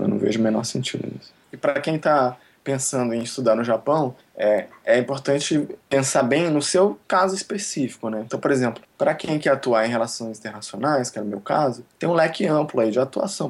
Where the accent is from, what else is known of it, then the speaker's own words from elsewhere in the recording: Brazil; also born or lived in Japan / Switzerland; o lugar de onde eu venho